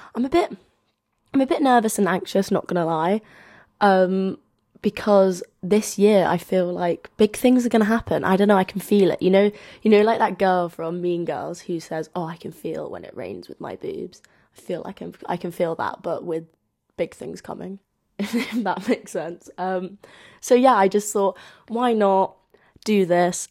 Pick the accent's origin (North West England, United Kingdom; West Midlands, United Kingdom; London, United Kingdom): London, United Kingdom; as you can tell from my accent, um, I'm from London